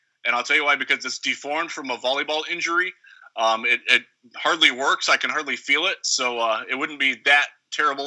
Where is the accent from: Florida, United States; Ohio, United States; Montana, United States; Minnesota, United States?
Ohio, United States; Sandusky; now in Grand Rapids, United States; where I grew up, in the Sandusky, Vermilion area